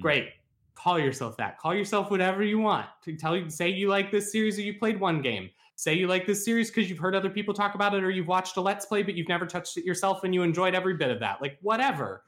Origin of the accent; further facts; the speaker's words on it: West Virginia, United States; my hometown is in Fallout seventy-six, and it looks exactly like it